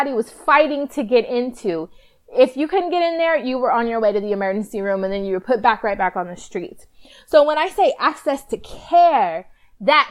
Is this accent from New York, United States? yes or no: no; Palmdale, California, United States; also born or lived in Lancaster, California; I was born and raised in Palmdale in Lancaster, California